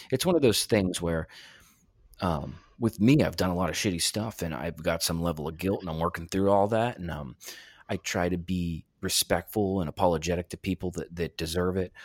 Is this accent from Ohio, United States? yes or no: yes; Ohio, United States; also born or lived in Pittsburgh; now in Erie, United States; I'm from Ohio originally and then lived in Pittsburgh for a while and moved to Erie in two thousand twelve